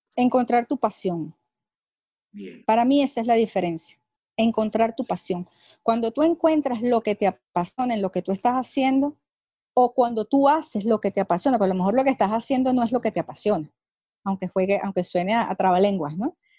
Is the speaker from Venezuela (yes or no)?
yes; Venezuela; soy venezolana